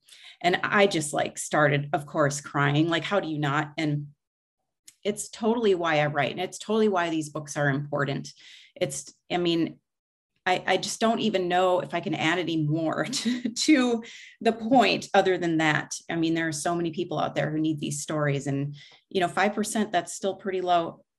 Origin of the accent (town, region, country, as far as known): United States